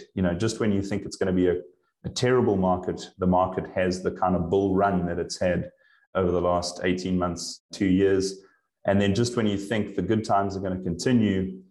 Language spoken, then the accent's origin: English; Johannesburg, Gauteng, South Africa; moved away as an adult; also born or lived in Durban, South Africa / Europe; now in Vancouver, Canada; I am originally from South Africa. I kind of born and bred in Johannesburg and ended up in Durban on the East Coast for many years.